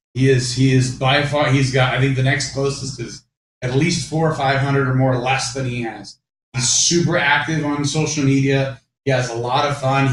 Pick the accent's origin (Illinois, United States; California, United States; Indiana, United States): California, United States; Orange County; I grew up in Orange County